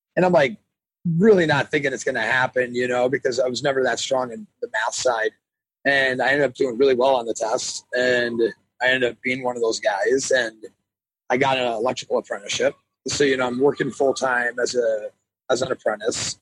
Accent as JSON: {"language": "English", "town": "Milwaukee", "region": "Wisconsin", "country": "United States", "tie": "born or raised there", "said": "I grew up in Milwaukee, Wisconsin."}